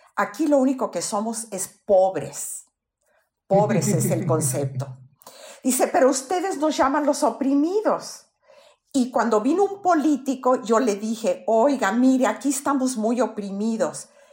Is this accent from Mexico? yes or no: yes; Mexico; En México todos somos mexicanos.